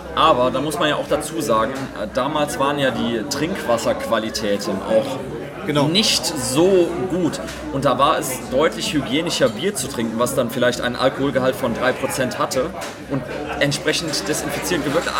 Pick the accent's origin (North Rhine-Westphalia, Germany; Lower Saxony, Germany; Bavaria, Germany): North Rhine-Westphalia, Germany; Cologne; Ich möchte jetzt nicht gegen meine Heimatstadt schießen, um Gottes Willen. Ich liebe diese Stadt